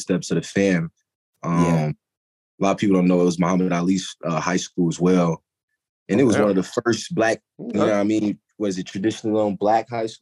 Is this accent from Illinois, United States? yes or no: no; Louisville, Kentucky, United States; I'm from Louisville, Kentucky